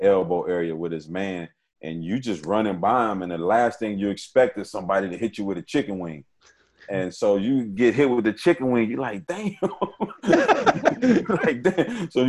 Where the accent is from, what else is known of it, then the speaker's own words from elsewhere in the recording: Kenosha, Wisconsin, United States; I was from Kenosha.